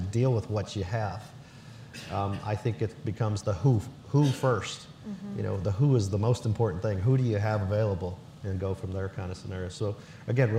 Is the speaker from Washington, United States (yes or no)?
no; Corpus Christi, Texas, United States; you're a kid growing up in Corpus when Celia was here and when Alan hit, you ride those storms out